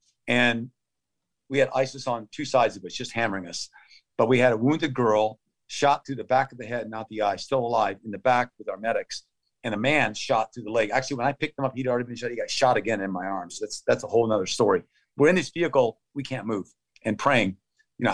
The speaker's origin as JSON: {"language": "English", "country": "United States", "said": "I'm an American."}